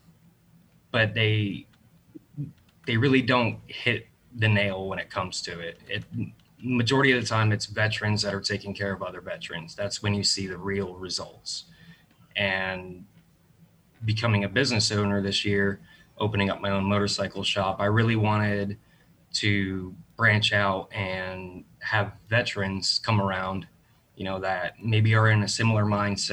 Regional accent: Southwest Florida, United States; also born or lived in New Hampshire; Grown up here in Southwest Florida, moved here when I was about 5 from New Hampshire

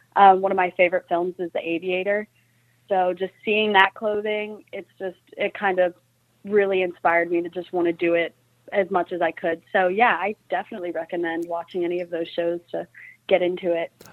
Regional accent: Fayetteville, West Virginia, United States; I was born and raised here in Fayetteville, West Virginia

